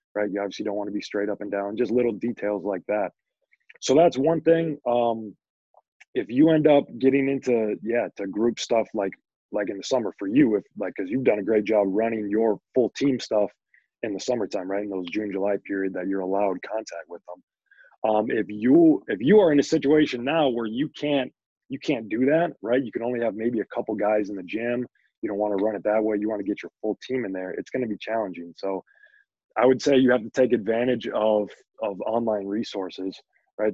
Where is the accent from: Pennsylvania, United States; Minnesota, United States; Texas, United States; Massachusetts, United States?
Minnesota, United States; Princeton; I grew up in Princeton